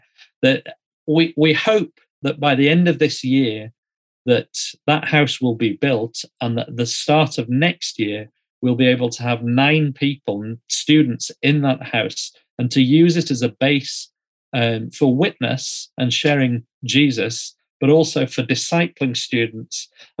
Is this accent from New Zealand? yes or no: yes; New Zealand; I often say to people, I'm from New Zealand, and people around the world say, oh, Lord of the Rings.